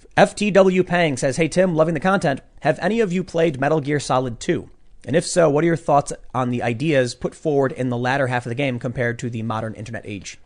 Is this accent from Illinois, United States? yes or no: yes; Chicago, Illinois, United States; we're both from Chicago